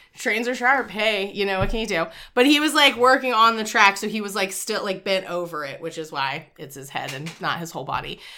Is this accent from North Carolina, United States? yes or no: yes; Wilmington, North Carolina, United States; I'm from Wilmington, North Carolina